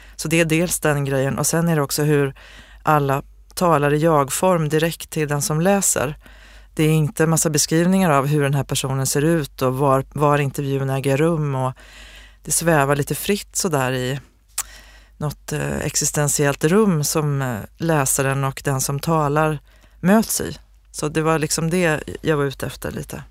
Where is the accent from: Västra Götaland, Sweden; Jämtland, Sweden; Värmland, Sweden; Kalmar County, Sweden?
Värmland, Sweden; Osebol; Osebols skull, liksom, byn där jag kommer ifrån